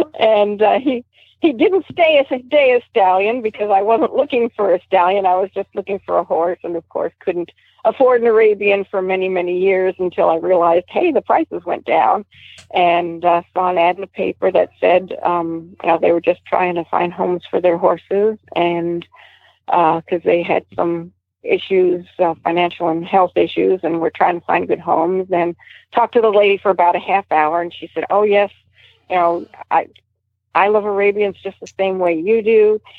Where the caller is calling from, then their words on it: Tavares, Florida, United States; also born or lived in Dunellen; I am calling from Tavares. I used to be your neighbor up there in Dunellen, but we've moved down to Tavares.